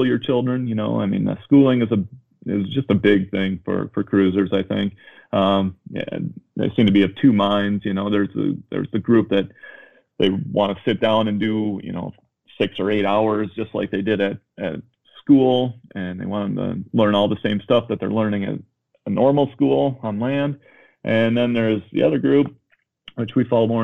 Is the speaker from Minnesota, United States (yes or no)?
yes; Minnesota, United States; moved away as an adult; also born or lived in Chicago; I grew up in Minnesota, in the suburbs